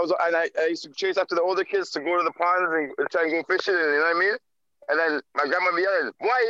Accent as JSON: {"language": "English", "country": "Jamaica", "said": "as a Jamaican kid"}